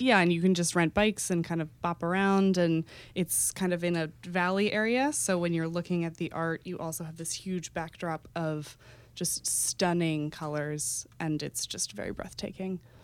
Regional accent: Texas, United States; now in New York, United States; growing up in Texas

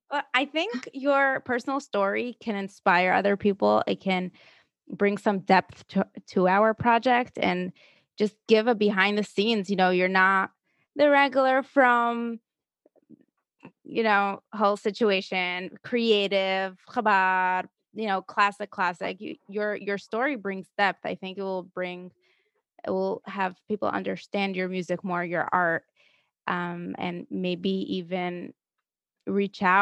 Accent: Milwaukee, Wisconsin, United States; now in Pomona, United States; I grew up in Milwaukee, Wisconsin.

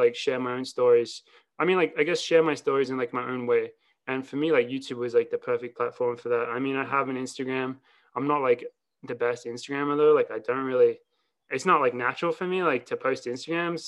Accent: Australia; moved away as an adult; also born or lived in Wisconsin; now in Boulder, United States; I'm Australian, ran in Wisconsin, won some NCAA titles. Now I train with Team Boss in Colorado

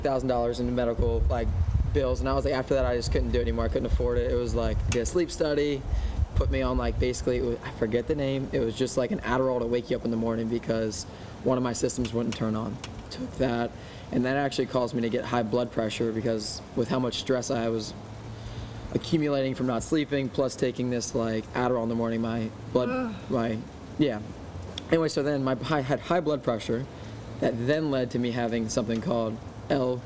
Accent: Bethany Beach, Delaware, United States; I grew up in Bethany Beach, Delaware

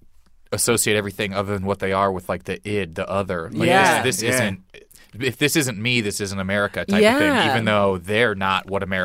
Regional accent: Midwest, United States; because I grew up in the Midwest, and so we weren't getting, no one's going out really and seeing like the black comedies that come out or anything.

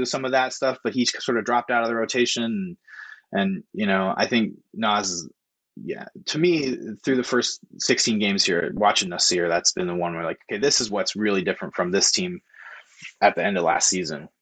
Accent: Corvallis, Oregon, United States; also born or lived in Madison, Wisconsin; I'm from Corvallis

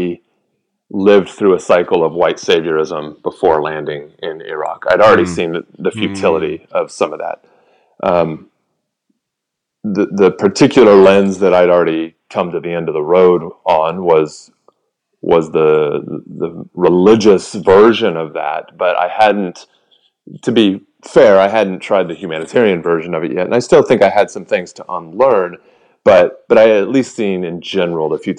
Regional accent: United States; we were just welcomed as Americans

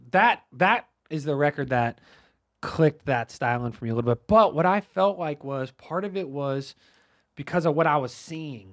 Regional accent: Pittsburgh, Pennsylvania, United States; I'm from Pittsburgh

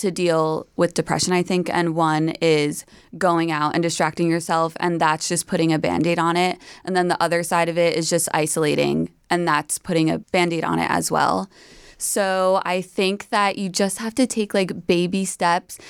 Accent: New York, United States; I'm from New York

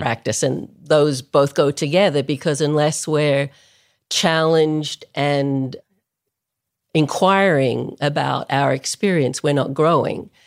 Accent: Melbourne, Victoria, Australia; moved away as an adult; I grew up in Melbourne, Australia, which is a long way from anywhere

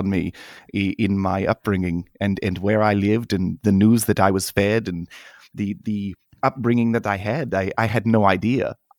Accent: North Rhine-Westphalia, Germany; also born or lived in Denmark; I was part-time in Germany, outside of Dortmund, and then I was part-time with my mother's family in Denmark.

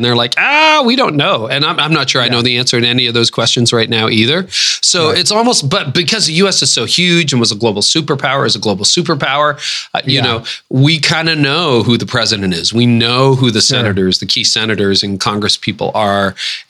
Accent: Ontario, Canada; I'm one of the like six Canadians who doesn't play hockey or watch hockey.

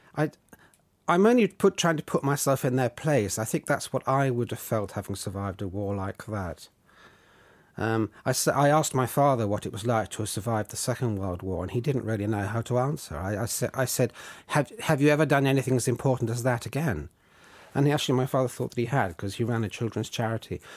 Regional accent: Surrey, South East England, United Kingdom; in the village where I grew up in Surrey

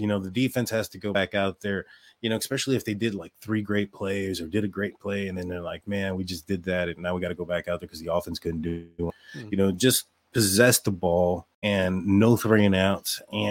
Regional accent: Texas, United States; But, you know, as a Texan, I thought he kind of disappeared a little bit.

